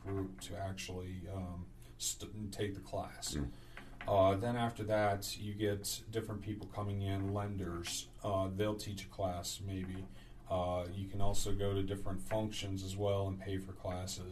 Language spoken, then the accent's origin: English; Gloucester, Virginia, United States; also born or lived in Pennsylvania / Maryland; I'm originally from Gloucester. Okay. I was born and raised